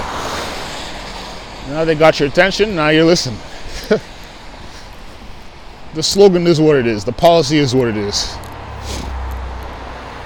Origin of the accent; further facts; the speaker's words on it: Canada; being Canadian